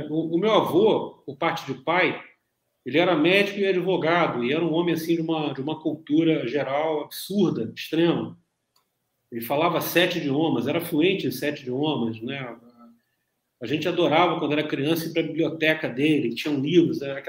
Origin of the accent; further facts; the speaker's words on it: Niterói, Rio de Janeiro, Brazil; also born or lived in Rio das Ostras / Volta Redonda; Então, morei uma época em Rio das Ostras, um tempo sou de Niterói, morei um tempo em Volta Redonda.